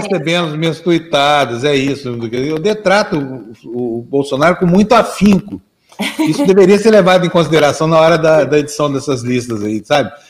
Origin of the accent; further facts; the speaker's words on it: Uberlândia, Minas Gerais, Brazil; Na infância da gente, eu vinha lá de Uberlândia, Minas Gerais